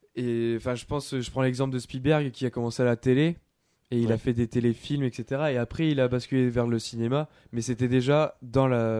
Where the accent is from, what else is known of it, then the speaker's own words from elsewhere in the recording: France; chez nous en France